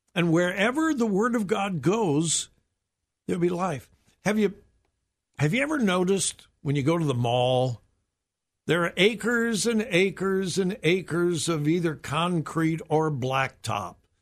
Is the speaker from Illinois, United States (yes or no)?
no; Southern California, United States; moved away as an adult; now in Ohio, United States; I grew up in Southern California, and I used to go up to the mountains and see a little bit of snow, but never lived in snow until my wife and I moved here to Ohio.